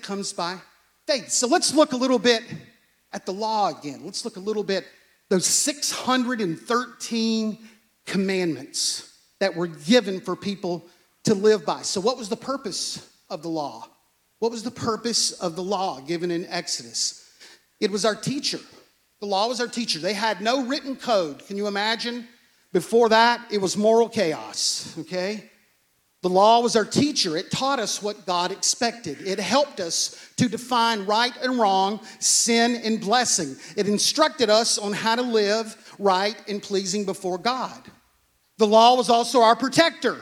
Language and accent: English; United States; We come from America. We work with our hands.